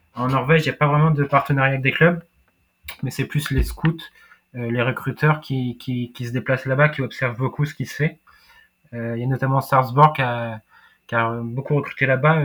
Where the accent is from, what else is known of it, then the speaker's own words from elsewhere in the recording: France; je suis français, j'ai pas d'origine euh, nordique